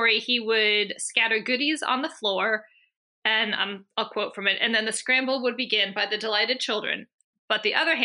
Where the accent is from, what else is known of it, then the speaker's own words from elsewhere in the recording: Maryland, United States; I'm from Maryland